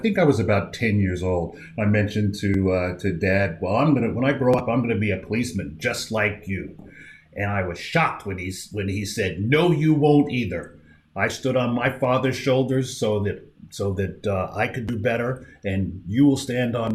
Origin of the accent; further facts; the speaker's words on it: Amityville, New York, United States; moved away; also born or lived in Boise, Idaho; I grew up in Amityville on Long Island, New York.